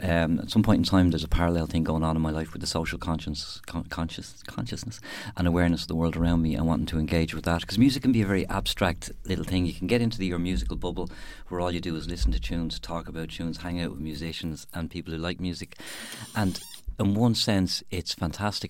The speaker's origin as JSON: {"language": "English", "town": "Dublin", "region": "Leinster", "country": "Ireland", "tie": "born or raised there", "also_born_or_lived": "West Cork", "moved": "as an adult", "lives_now": "Youghal, Ireland", "said": "I grew up in Dublin"}